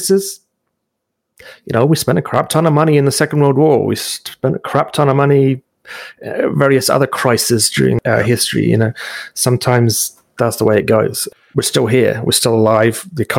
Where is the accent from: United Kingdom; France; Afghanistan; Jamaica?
United Kingdom; now in Canada; I remember when I came here from Britain and there was a electoral specialist back in Britain.